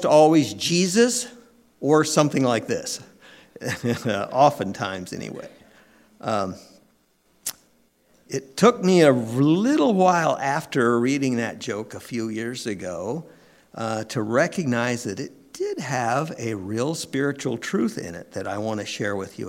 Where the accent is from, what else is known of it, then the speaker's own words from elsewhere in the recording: San Diego County, California, United States; I grew up in California in San Diego County